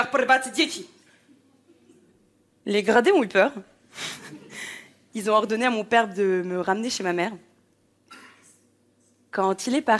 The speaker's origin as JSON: {"language": "French", "country": "Poland", "tie": "born there", "said": "Je suis née en Pologne."}